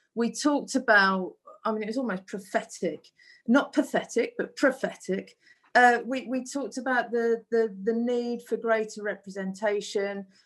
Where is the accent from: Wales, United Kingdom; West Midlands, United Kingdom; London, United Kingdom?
West Midlands, United Kingdom; Black Country; accent: Black Country; moved away; my Black Country accent